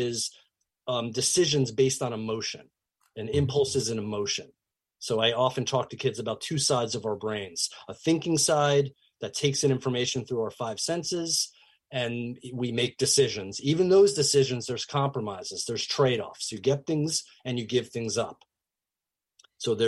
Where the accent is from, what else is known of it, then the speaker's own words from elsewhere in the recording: New York metro area, United States; I grew up in the New York metro area